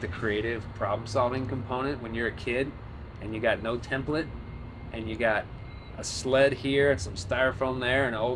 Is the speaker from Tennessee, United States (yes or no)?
no; Colorado Springs, Colorado, United States; I was born and raised here in Colorado Springs